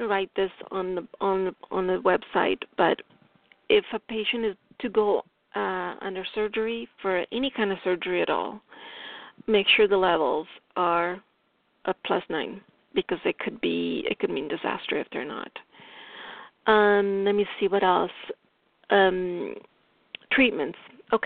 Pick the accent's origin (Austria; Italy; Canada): Italy; accent: Italian; English is a second language; my English, my Italian accent is strong here